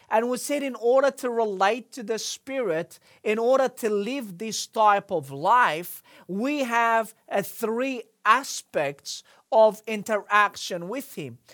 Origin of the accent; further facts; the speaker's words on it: Egypt; moved away; growing up in Egypt